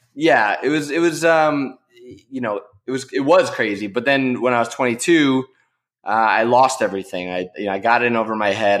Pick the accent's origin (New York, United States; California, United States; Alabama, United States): New York, United States; I grew up in New York